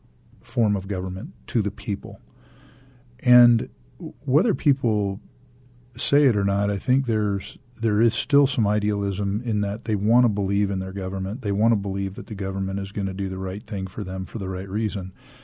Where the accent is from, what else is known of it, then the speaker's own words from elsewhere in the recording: Baltimore, Maryland, United States; also born or lived in Fresno, United States; now in Arizona, United States; No, I grew up in Baltimore and then in Fresno, California.